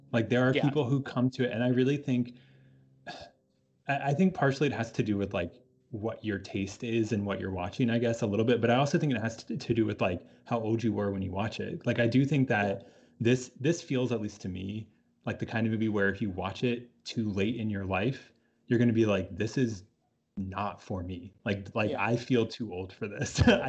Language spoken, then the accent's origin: English; Australia; I was in a movie called Australia and I'm Australian